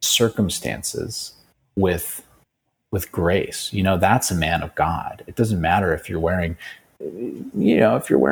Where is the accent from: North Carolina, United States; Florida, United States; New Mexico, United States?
New Mexico, United States; moved away; also born or lived in Bali; I'm from New Mexico, man. So it's like, I just know my roots